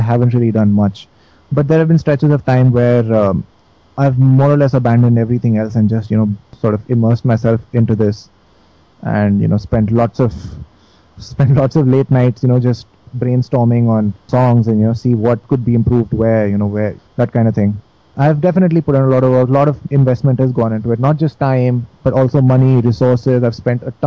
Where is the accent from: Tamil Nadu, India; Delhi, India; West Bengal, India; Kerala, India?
Delhi, India; I'm from Delhi